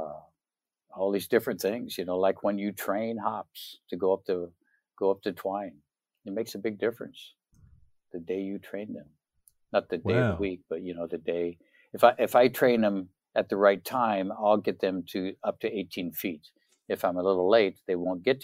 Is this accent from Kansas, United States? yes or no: no; Oregon, United States; also born or lived in Minnesota; now in Tennessee, United States; I'm from Oregon originally